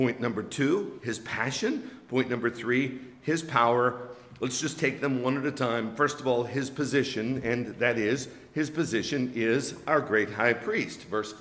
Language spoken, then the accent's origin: English; Western Pennsylvania, United States; moved away; where I grew up in Western Pennsylvania